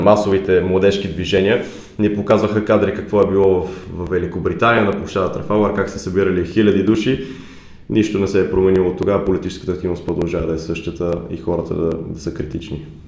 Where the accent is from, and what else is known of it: Bulgaria; moved away as an adult; now in London, United Kingdom